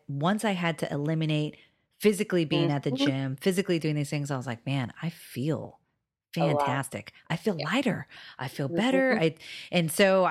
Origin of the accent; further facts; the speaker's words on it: Hawaii, United States; moved away; I'm from Hawaii